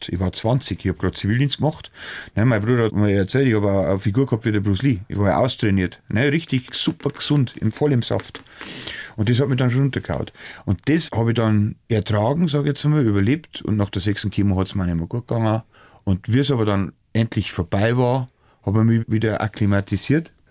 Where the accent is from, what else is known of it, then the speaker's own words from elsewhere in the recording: Weiden, Bavaria, Germany; Ja, also, logisch, das, bin ja aus Weiden, ich weiß genau, das.